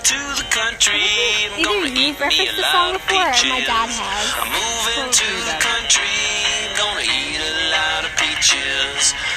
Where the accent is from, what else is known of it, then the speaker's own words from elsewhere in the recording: Georgia, United States; I'm from Georgia.